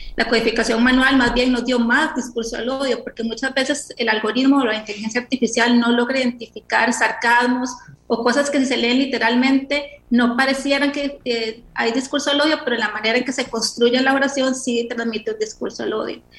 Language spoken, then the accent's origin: Spanish; Costa Rica; así somos los ticos